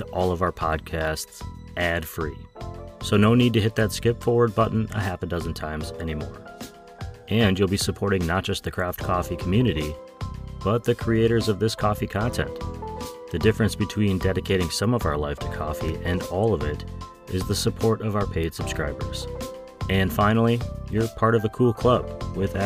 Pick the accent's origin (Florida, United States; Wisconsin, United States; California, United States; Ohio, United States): Wisconsin, United States; Wausau; my hometown of Wausau, Wisconsin